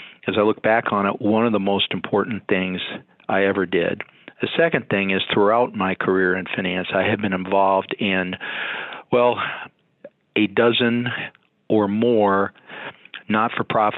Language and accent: English; Minnesota, United States; I came back to my home state of Minnesota